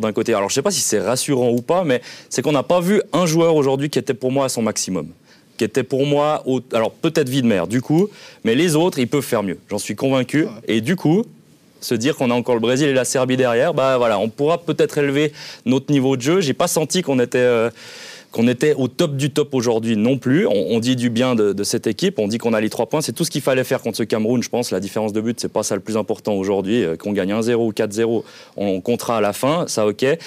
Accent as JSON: {"language": "French", "country": "Switzerland", "said": "en tant que Suisse"}